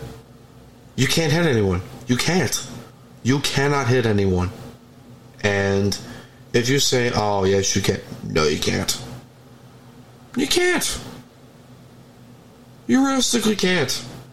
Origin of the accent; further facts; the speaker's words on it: New York, United States; I'm from New York